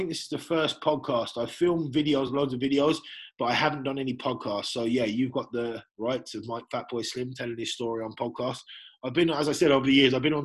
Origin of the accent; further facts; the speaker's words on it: England, United Kingdom; now in Ireland; I'm originally from England